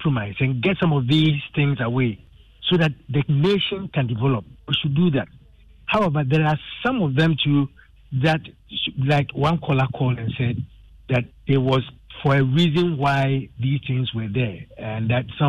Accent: Assin Central, Central Region, Ghana; I am an Asin. I come from Asin Central.

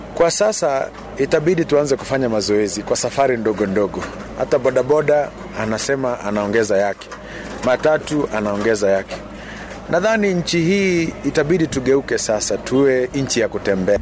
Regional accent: Kenya; sisi ni Wakenya

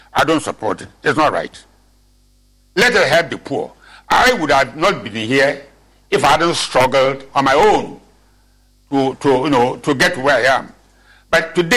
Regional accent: Winneba, Central Region, Ghana; I'm not Agunan chap. I'm from Winneba

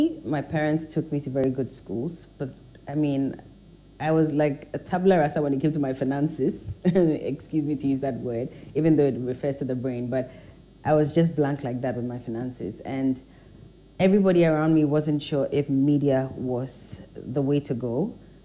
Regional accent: Teshi, Greater Accra, Ghana; also born or lived in North Kaneshie / Cantonments / Mataheko / Dansoman; So Teshi is where I lived my early youthful years

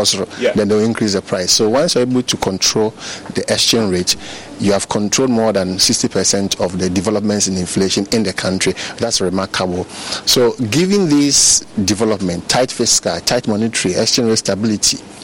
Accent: Ghana; I'm a Ghanaian.

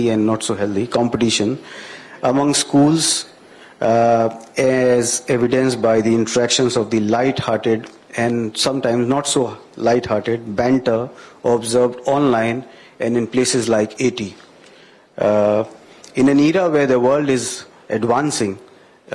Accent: India; now in Ghana; I'm an Indian

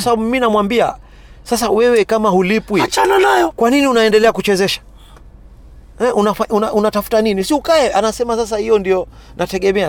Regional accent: Kenya; sisi wa Kenya

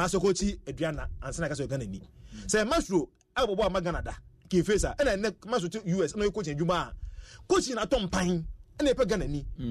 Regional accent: Ghana; And then so, as a Ghanaian, who need a coach

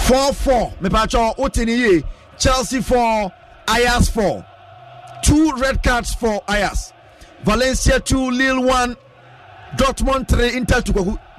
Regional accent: Dansoman, Greater Accra, Ghana; from Dansoman.

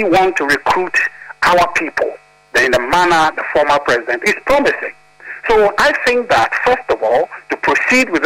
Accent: Volta, Ghana; I'm from the Volta region

